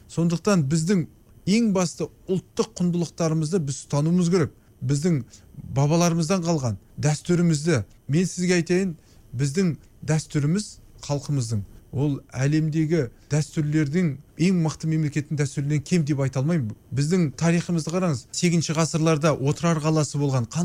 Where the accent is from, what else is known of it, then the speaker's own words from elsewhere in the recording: Kazakhstan; бала кезімде ауылда өстік қой қарапайым болып жүрдік ауылда